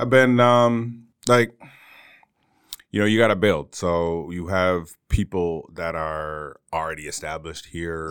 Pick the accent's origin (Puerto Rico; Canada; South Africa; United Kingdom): Canada; moved away as an adult; also born or lived in Bermuda / Toronto; now in Northeastern Pennsylvania, United States; I'm originally Canadian